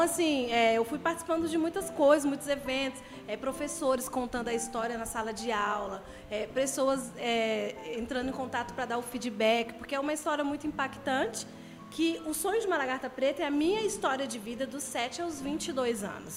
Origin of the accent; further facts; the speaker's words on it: Brasília, Federal District, Brazil; moved away as an adult; now in Itaboraí, Brazil; acabei de chegar no Rio de Janeiro, sou brasiliense